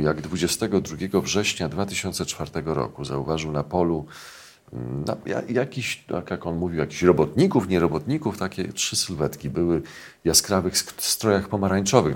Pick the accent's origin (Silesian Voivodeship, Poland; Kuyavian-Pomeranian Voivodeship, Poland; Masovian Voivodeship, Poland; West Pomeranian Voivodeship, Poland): Masovian Voivodeship, Poland; near Warsaw; also born or lived in Saska Kępa, Warsaw; ja się wychowywałem w domu pod Warszawą